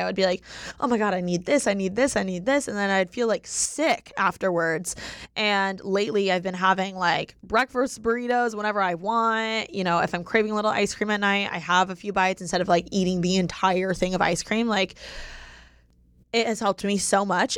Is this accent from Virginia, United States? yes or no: no; Indiana, United States; now in Los Angeles, United States; I'm from Indiana